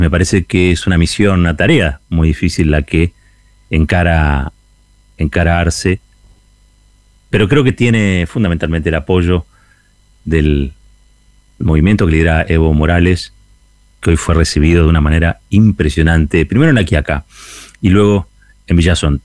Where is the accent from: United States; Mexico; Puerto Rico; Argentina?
Argentina; el orgullo como argentinos